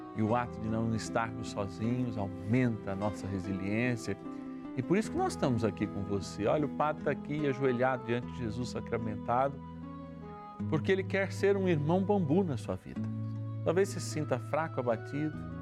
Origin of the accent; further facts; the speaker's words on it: São Paulo, Brazil; now in Votuporanga, Brazil; da minha cidade natal, São Paulo, capital